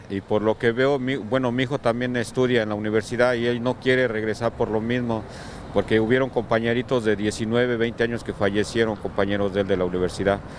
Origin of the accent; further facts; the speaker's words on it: Mexico City, Mexico; tanto los que no somos de aquí como yo que soy del DF.